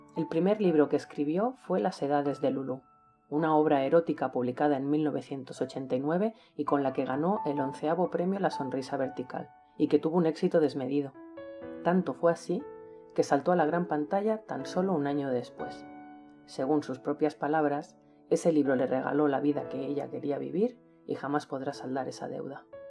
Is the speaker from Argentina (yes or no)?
no; Manresa, Catalonia, Spain; nací hace 43 años en Manresa, una ciudad de la provincia de Barcelona, España, donde todavía resido